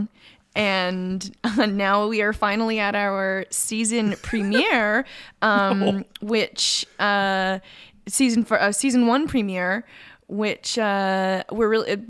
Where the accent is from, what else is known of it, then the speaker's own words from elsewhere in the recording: Winnipeg, Manitoba, Canada; we're from Winnipeg, Kernader